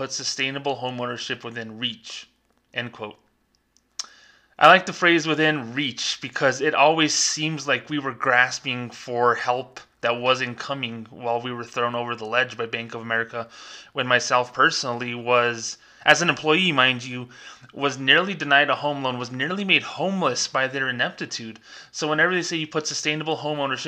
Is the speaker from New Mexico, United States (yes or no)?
yes; Las Cruces, New Mexico, United States; Las Cruces, New Mexico, where I worked, my hometown